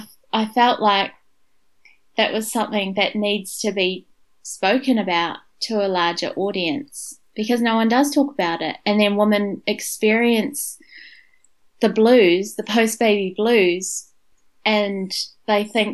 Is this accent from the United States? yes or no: no; Wellington, New Zealand; moved away as an adult; also born or lived in Dunedin, New Zealand / India; now in Brisbane, Australia; I'm from Wellington